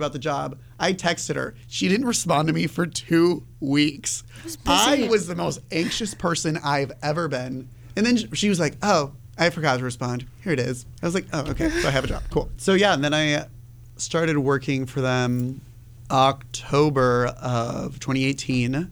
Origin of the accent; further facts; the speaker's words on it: Roland, Iowa, United States; I'm from Story City